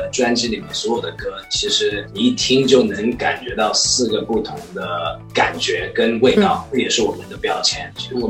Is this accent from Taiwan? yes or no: no; China; 我们是华人，我们是亚洲人，我们是中国人